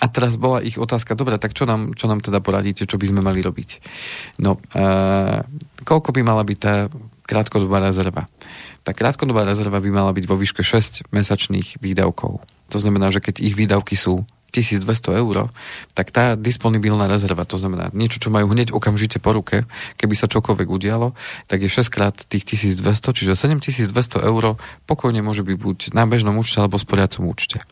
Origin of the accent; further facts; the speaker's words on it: Slovenská Ľupča, Banská Bystrica Region, Slovakia; boli slovenské Lubči byty, tam odkiaľ pochádzam